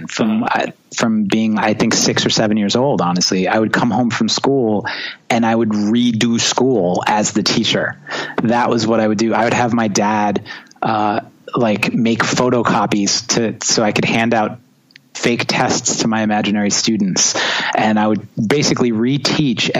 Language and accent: English; New York, United States; also born or lived in Long Island; growing up in New York and being a drummer is challenging because everyone lives on top of each other